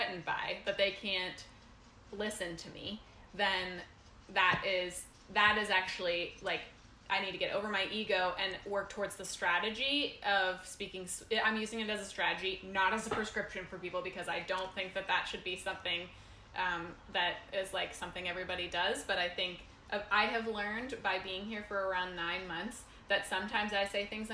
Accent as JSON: {"language": "English", "country": "United States", "tie": "born or raised there", "moved": "yes", "said": "we went back to my hometown of 2,000 people in rural America"}